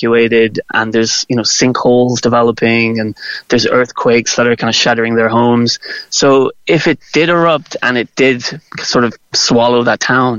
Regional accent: Macroom, Munster, Ireland; moved away as an adult; now in Reykjavik, Iceland; I grew up just outside of Macroom

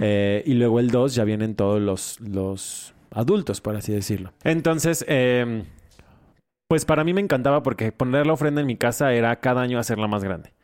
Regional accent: Mexico

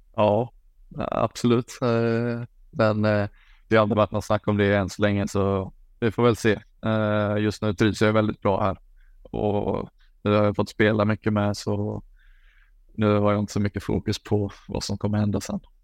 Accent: Falkenberg, Halland County, Sweden; moved away as an adult; now in Belgium; hemma i Falkenberg

